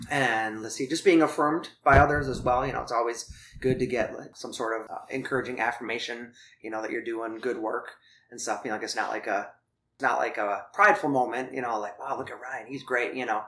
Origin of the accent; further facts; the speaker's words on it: Thailand; Yeah, well, so you mentioned before that I grew up in Thailand. So my parents were missionaries when I was young.